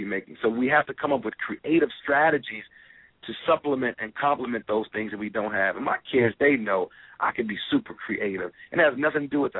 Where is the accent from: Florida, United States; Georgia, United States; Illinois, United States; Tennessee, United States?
Illinois, United States; Chicago; My dad wasn't involved in my life, you know, growing up in Chicago